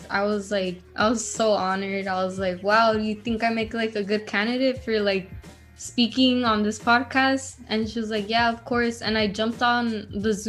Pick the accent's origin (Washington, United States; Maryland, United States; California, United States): California, United States; Los Angeles; I'm also from Highland Park